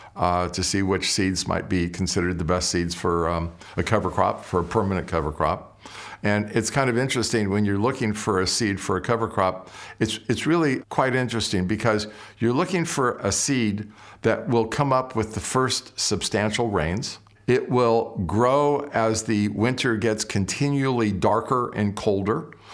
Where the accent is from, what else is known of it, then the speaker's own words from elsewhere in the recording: Southern California, United States; moved away as an adult; now in Napa Valley, United States; My brother and I grew up in Southern California